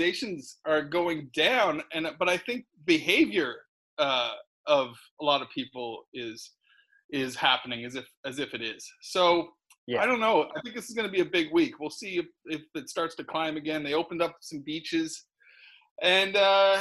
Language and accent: English; Nova Scotia, Canada; also born or lived in United Kingdom; now in Los Angeles, United States; I'm from Nova Scotia in eastern Canada.